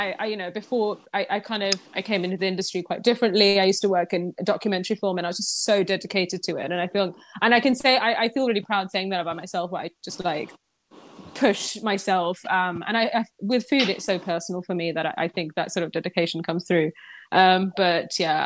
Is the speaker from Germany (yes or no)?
no; Pakistan; moved away; me growing up in Pakistan